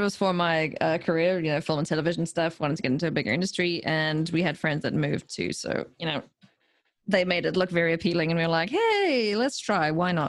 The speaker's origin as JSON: {"language": "English", "town": "Johannesburg", "region": "Gauteng", "country": "South Africa", "tie": "born or raised there", "also_born_or_lived": "Durban, South Africa", "said": "I was born in Durban, which is like a coastal town on the east coast of South Africa. And then we moved around a bunch when I was a kid because my dad worked for a bank. And then we eventually settled in Joh"}